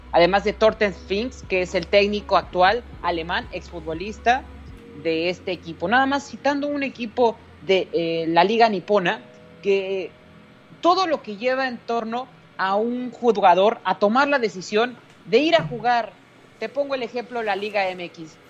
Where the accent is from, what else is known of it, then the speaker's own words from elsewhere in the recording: Mexico; me incluyo en la sociedad y soy parte de México